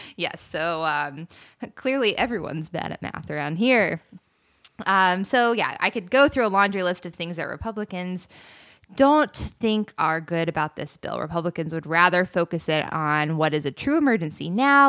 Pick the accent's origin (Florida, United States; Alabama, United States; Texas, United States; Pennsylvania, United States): Florida, United States; near The Villages; I grew up right outside of the villages